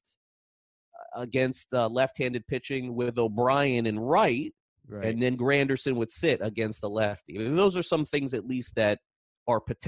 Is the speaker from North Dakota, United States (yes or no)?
no; North Miami, Florida, United States; I grew up in South Florida. I went to William Jennings Bryan Elementary. I ended up going to North Miami Junior High, North Miami High School